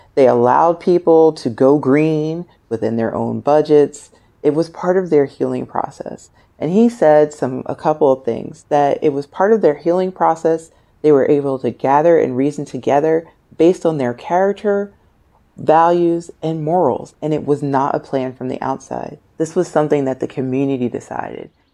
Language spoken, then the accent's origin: English; United States; as an American, a black female American